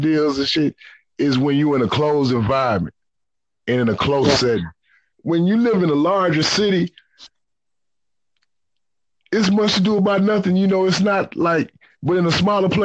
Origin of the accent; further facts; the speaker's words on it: the South, United States; Neighborhood called Terrytown. That's where I grew up